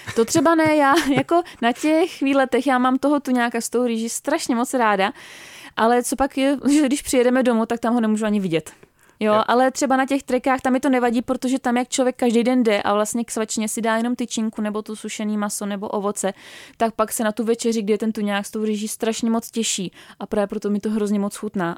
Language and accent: Czech; Czechia; u nás v Čechách